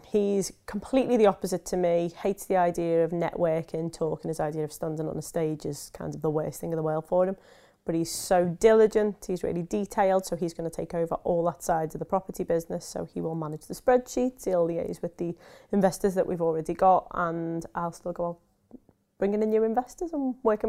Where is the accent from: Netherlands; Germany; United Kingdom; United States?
United Kingdom; Liverpool, North West England; now in Peterborough, United Kingdom; From Liverpool.